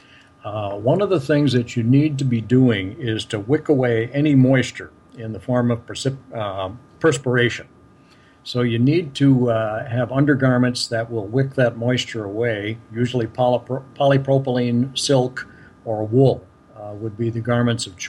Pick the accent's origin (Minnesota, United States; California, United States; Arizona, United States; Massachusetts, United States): Minnesota, United States; I'm from Minnesota